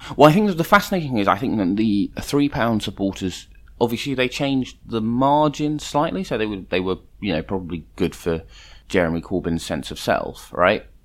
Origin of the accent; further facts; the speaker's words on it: London, United Kingdom; I grew up in London